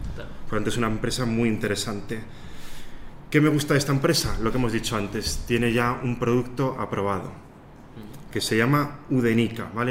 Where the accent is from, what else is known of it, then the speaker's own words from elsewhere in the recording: Soria, Castile and León, Spain; moved away as an adult; also born or lived in Barcelona; now in Ireland; luego en Soria, que es de donde soy, y finalmente emigré a Irlanda